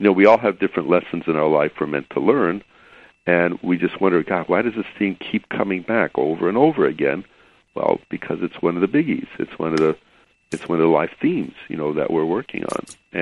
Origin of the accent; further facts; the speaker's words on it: Chicago, Illinois, United States; now in California, United States; I grew up in Chicago